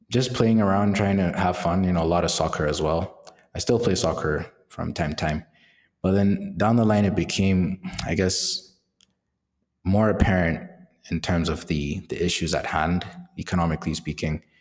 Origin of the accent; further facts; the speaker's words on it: Nigeria; So Nigeria is a it's, a crazy country, and it's it's both entertaining and is also both quite crazy from an economic standpoint. So living there is a mix of, I guess, using comedy to cope